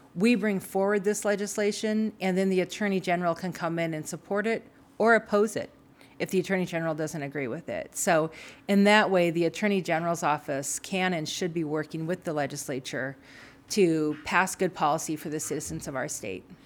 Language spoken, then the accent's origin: English; Frenchtown, Montana, United States; So I'm from Montana. I'm, you know, proudly raised here, grew up in French Town